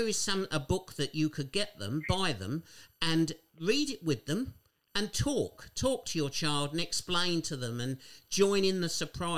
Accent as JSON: {"language": "English", "town": "Borden", "region": "South East England", "country": "United Kingdom", "tie": "born or raised there", "said": "I'm a Kent boy. I was born in Borden in Kent."}